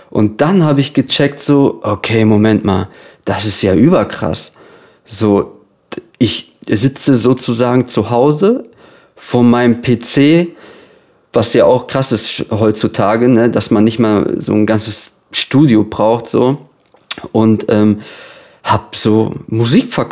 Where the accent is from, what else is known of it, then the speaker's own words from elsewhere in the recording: Lippstadt, North Rhine-Westphalia, Germany; Genau, also ich komme aus Lippstadt. Das ist so eine kleine Stadt äh, im Herzen von Ostwestfalen so, damit man sich das vorstellen kann. Das ist ungefähr so eine Stunde von Dortmund entfernt.